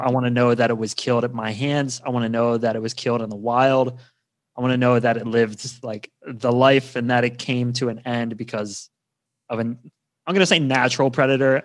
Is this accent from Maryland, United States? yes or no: yes; Garrett County, Maryland, United States; moved away as an adult; now in Norway; I grew up, uh, near West Virginia, um, in a place called Garrett County, Maryland